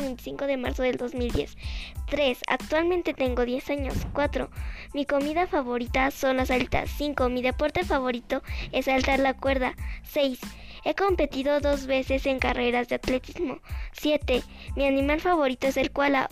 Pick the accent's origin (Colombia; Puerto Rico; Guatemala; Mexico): Mexico; State of Mexico; Yo nací en el Estado de México